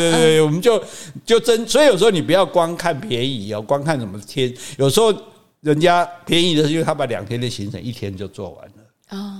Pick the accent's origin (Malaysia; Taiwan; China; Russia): Taiwan; 我们台湾人习惯一开始就不会崩